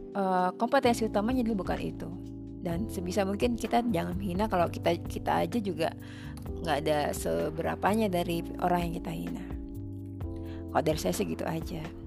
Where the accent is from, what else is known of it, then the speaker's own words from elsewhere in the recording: Indonesia; saya Indonesia